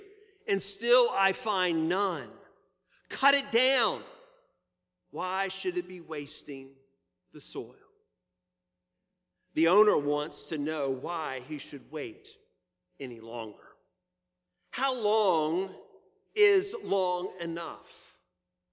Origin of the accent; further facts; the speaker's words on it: Virginia Beach, Virginia, United States; As a child, I grew up in Virginia Beach in the Allenton subdivision on Cooper Road.